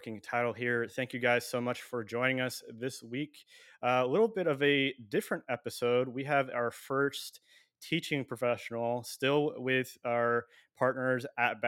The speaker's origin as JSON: {"language": "English", "town": "San Diego", "region": "California", "country": "United States", "said": "I'm spoiled being from San Diego"}